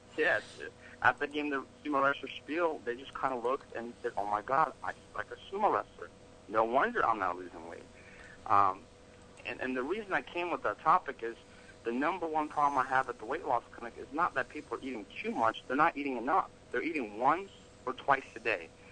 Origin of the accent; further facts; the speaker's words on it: Atlanta, Georgia, United States; also born or lived in Russia; I was born in Russia, moved here in America when I was little, grew up in Atlanta, Georgia